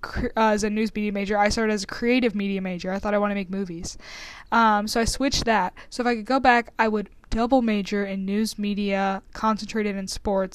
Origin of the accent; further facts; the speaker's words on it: Memphis, Tennessee, United States; moved away as an adult; now in Tuscaloosa, United States; Like I said earlier, I'm Alice's digital director. I'm from Memphis, Tennessee, and I'm now a senior here at Alabama.